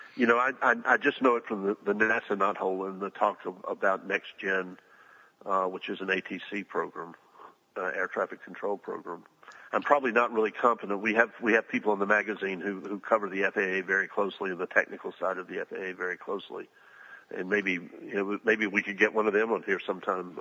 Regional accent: Huntsville, Alabama, United States; I'm from Huntsville, Alabama

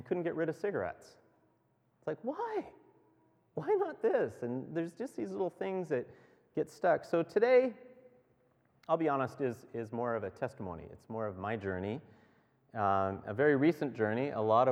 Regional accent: Beckwith, Ontario, Canada; we're from Beckwith.

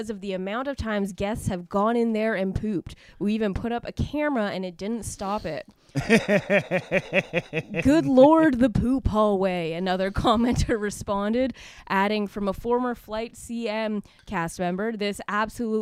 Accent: Canada; moved away; born and raised in Canada

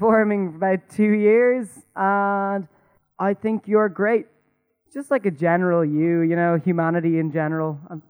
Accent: Dublin, Leinster, Ireland; now in London, United Kingdom; I live in London and I come from Dublin.

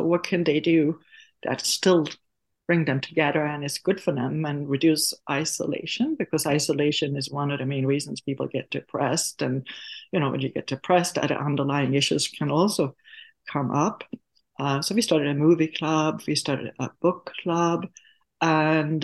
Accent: Sweden; moved away; I am from Sweden, and when I grew up in the school system itself

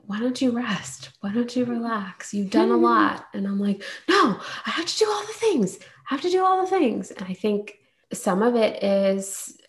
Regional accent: India; as an Indian woman

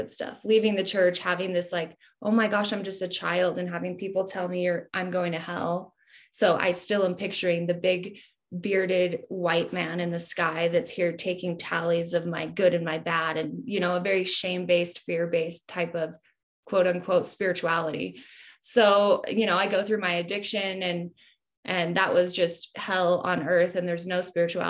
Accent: Utah, United States; I'm from Utah.

